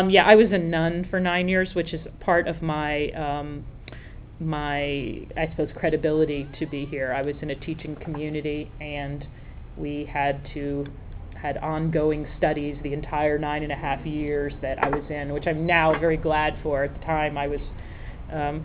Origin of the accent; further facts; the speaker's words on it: Rhode Island, United States; moved away; Originally from Rhode Island, I'm Italian